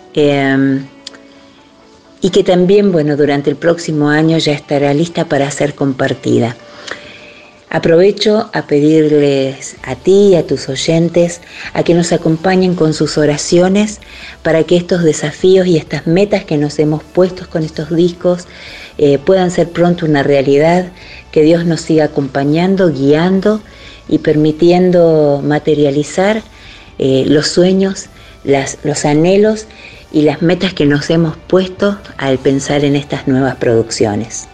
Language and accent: Spanish; Argentina; also born or lived in Buenos Aires; Yo soy de Argentina, vivo en Buenos Aires, así que la mayor parte de mi ministerio se desarrolla en mi país